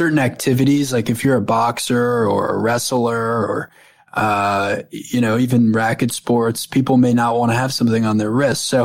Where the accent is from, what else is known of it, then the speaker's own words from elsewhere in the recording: North Shore of Long Island, New York, United States; I grew up on the North Shore of Long Island.